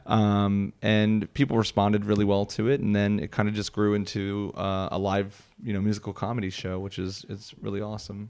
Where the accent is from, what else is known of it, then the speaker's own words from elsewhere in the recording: Philadelphia, Pennsylvania, United States; accent: Philly; Philly area?